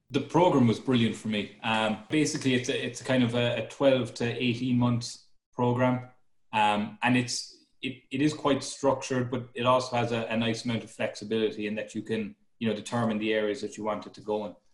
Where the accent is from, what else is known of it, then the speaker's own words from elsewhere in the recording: Cork, Munster, Ireland; moved away as an adult; also born or lived in Dublin, Ireland / Canada; now in Chicago, United States; so I'm from Cork in Ireland. Um, so I, I, grew up there, and I, I actually went to university there.